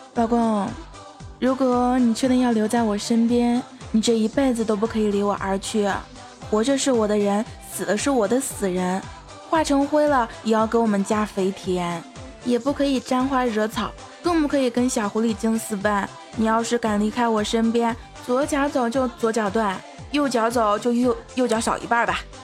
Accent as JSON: {"language": "Chinese", "town": "Jinan", "region": "Shandong", "country": "China", "said": "因为我是济南的嘛，济南一直在下雨啊"}